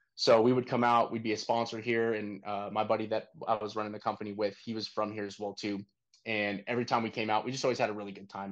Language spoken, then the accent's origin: English; Northern California, United States; moved away as an adult; also born or lived in Texas; now in Austin, United States; Originally, I'm from Northern California